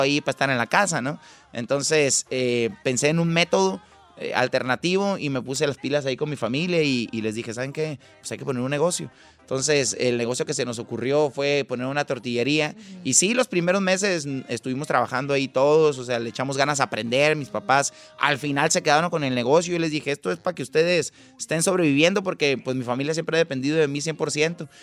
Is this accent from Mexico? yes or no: yes; Mazatlán, Sinaloa, Mexico; Mi familia son de Nayarit, somos de Sinaloa, yo soy de Mazatlán, Sinaloa